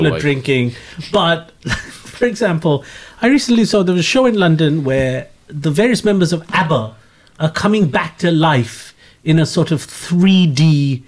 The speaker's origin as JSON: {"language": "English", "country": "India", "said": "an Indian subject of the empire"}